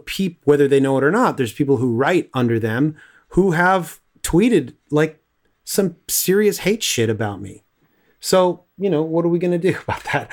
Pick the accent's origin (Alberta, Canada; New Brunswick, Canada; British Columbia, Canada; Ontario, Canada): Ontario, Canada; Toronto; also born or lived in Scarborough; I grew up in Willowdale and then moved to Scarborough